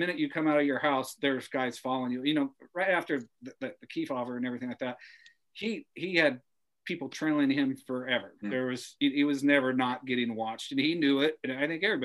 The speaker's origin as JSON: {"language": "English", "region": "West Coast", "country": "United States", "tie": "born or raised there", "said": "I grew up here on the West Coast"}